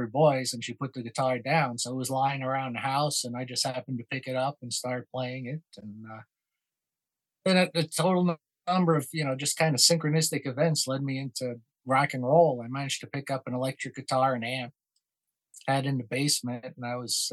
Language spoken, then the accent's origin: English; Long Island, New York, United States; born or raised there; moved away as an adult; also born or lived in Brooklyn, New York; now in Detroit suburbs, United States